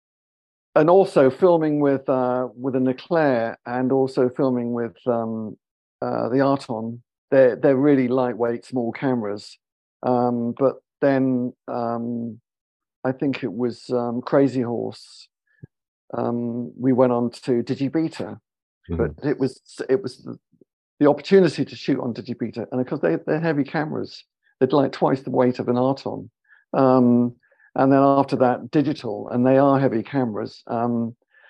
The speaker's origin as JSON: {"language": "English", "country": "United Kingdom", "said": "British, you know, live in London."}